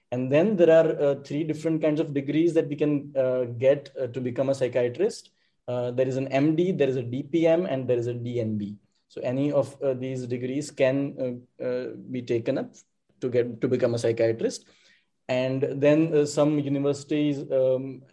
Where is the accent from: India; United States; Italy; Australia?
India; Gujarat; I am from India, in the state of Gujarat